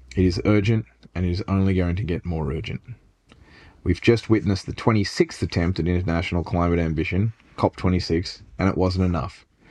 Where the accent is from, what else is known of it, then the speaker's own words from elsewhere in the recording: Sydney, New South Wales, Australia; I grew up in Bardwell Park beside a golf course and a nature reserve on a stream that might be called the tributary of Woolite Creek